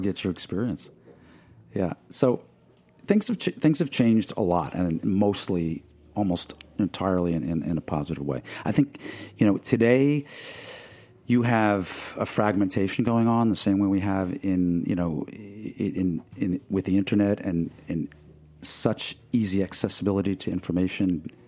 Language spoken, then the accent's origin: English; Merrick, New York, United States; growing up in Merrick, Long Island, where I did